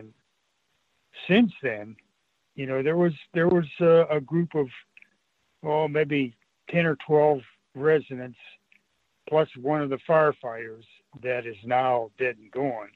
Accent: Weldytown, Pennsylvania, United States; also born or lived in Greensburg, Pennsylvania; I was born and raised in Weldytown.

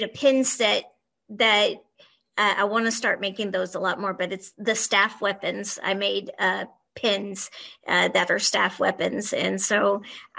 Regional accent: Texas, United States; I'm from Texas

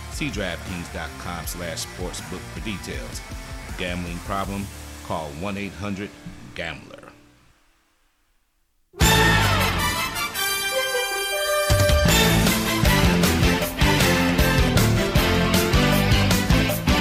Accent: Detroit, Michigan, United States; I'm from Detroit

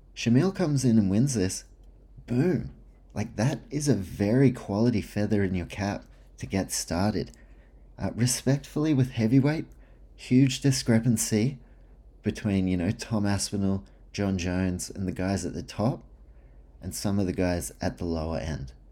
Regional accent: New Zealand; also born or lived in Australia; I'm a Kiwi slash Australian with some Polish heritage in there

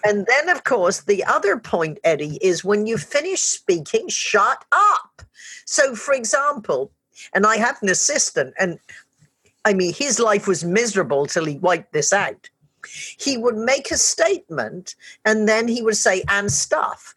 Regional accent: United Kingdom; I'm British as well.

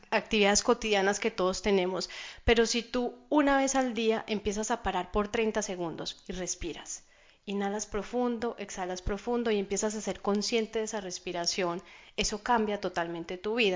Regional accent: Colombia; now in Miami Beach, United States; yo soy colombiana

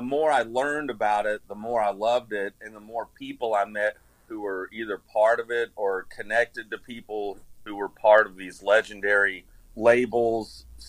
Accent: Nashville, Tennessee, United States; I was actually born in Nashville.

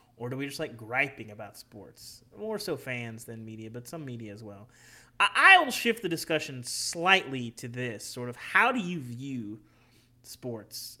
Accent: Arkansas, United States; moved away; when I was a kid, you know, growing up in Arkansas

